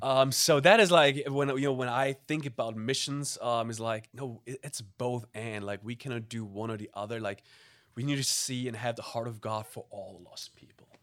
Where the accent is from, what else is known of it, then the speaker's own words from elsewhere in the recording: Germany; English is a second language; moved away as an adult; also born or lived in Middle East; I'm from Germany originally, grew up in Germany